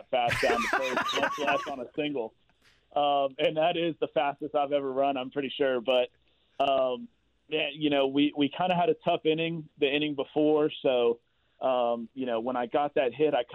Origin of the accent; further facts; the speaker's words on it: the South, United States; I'm from the South, so that's what we do down there.